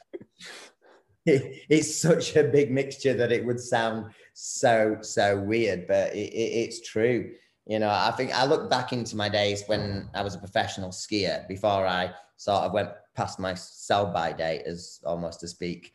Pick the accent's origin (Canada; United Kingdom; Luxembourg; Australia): United Kingdom; Bradford, Yorkshire and the Humber; I'm actually from Bradford in the UK